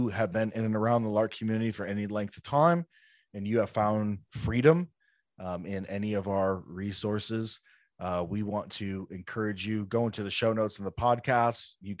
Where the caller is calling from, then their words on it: Chicago, Illinois, United States; I'm coming from Chicagoland. Russ is in Southwest Florida.